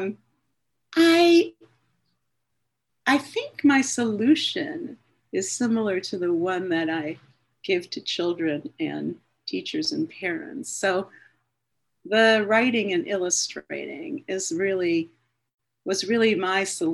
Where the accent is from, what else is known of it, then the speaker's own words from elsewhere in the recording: Cleveland, Ohio, United States; I grew up in Cleveland, Ohio, in a suburb of Cleveland.